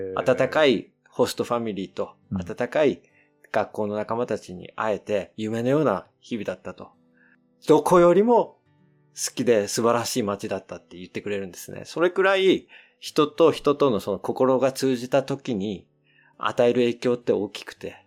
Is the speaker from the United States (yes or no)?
yes; United States; also born or lived in Australia; アメリカ生まれでオーストラリアに1年、高校生16歳の時に行ってまして